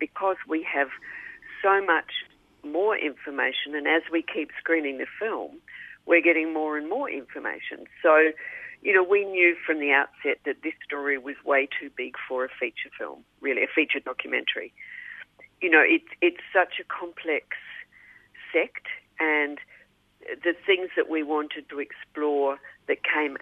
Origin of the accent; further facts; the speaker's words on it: New Zealand; moved away as an adult; now in Melbourne, Australia; I'm from New Zealand